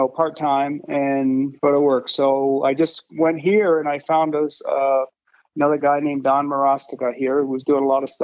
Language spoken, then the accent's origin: English; Maine, United States; moved away as an adult; now in Colorado, United States; I grew up in Maine, so it was a pretty rural place at the time.